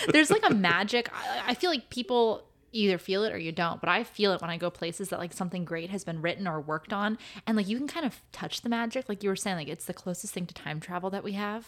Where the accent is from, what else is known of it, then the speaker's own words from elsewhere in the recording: Santa Monica, California, United States; I was born in Santa Monica